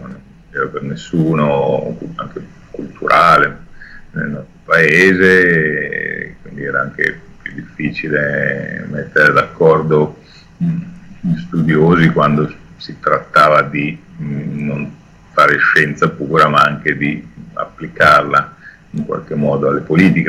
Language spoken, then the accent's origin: Italian; Milan, Lombardy, Italy; sono milanese da sempre